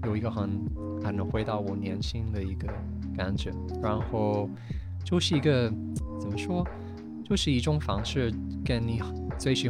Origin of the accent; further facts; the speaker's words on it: Ireland; Chinese is a second language; moved away as an adult; now in Beijing, China; 我是爱尔兰人